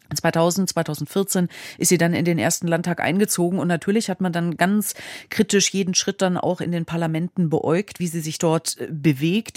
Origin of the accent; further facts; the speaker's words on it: Hesse, Germany; das ist mein Heimatbundesland.